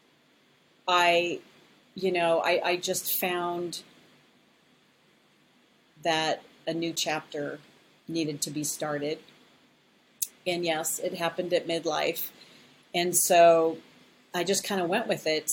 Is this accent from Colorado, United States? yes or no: yes; Colorado, United States; moved away as an adult; also born or lived in Las Vegas; I am originally from Colorado